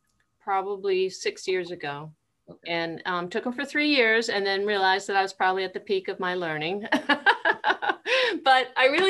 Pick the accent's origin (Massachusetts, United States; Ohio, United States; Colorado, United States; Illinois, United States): Massachusetts, United States; moved away as an adult; now in Vineland, United States; I was born and raised in Massachusetts